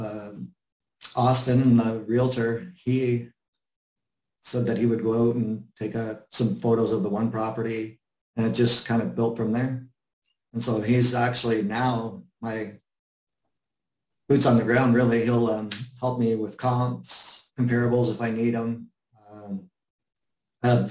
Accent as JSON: {"language": "English", "country": "Canada", "said": "I'm Canadian"}